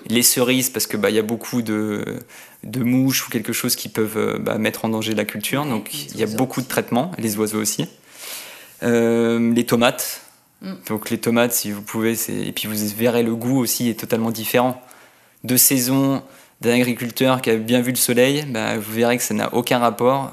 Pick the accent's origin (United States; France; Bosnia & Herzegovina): France; Annecy, Auvergne-Rhône-Alpes; je viens de d'Annecy